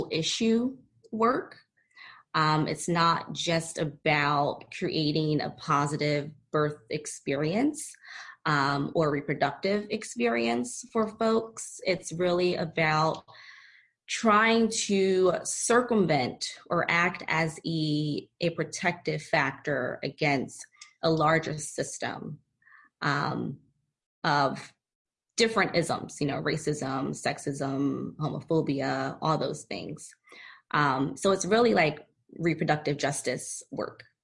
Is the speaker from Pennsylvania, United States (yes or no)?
yes; Philadelphia, Pennsylvania, United States; moved away; also born or lived in San Diego; I recently relocated back to my hometown, Philadelphia.